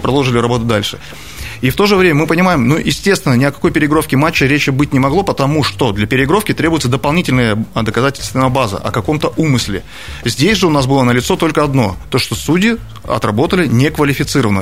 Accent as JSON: {"language": "Russian", "region": "Krasnoyarsk Krai", "country": "Russia", "tie": "born or raised there", "also_born_or_lived": "Sochi", "moved": "as an adult", "said": "я человек, тут, который тут родился, детство провел на наших футбольных а, стадиончиках"}